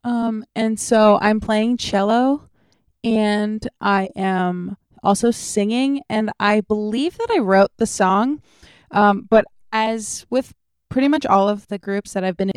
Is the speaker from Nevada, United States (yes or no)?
no; Long Island, New York, United States; I grew up on Long Island